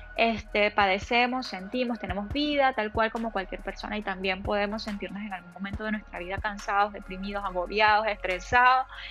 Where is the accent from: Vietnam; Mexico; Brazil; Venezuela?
Venezuela; moved away; en Venezuela, de donde yo vengo